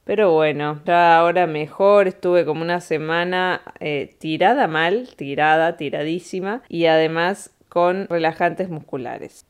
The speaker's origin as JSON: {"language": "Spanish", "country": "Argentina", "also_born_or_lived": "Spain / Andorra", "moved": "as an adult", "said": "cuando nos fuimos de acá, de Argentina para España"}